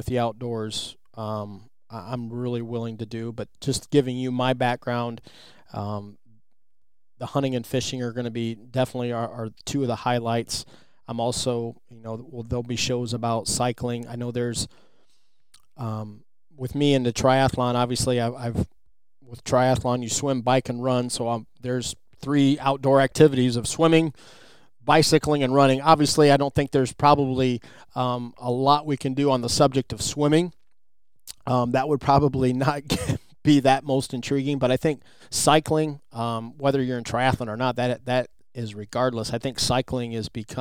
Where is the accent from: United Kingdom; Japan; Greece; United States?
United States; Midwest; I'm from the Midwest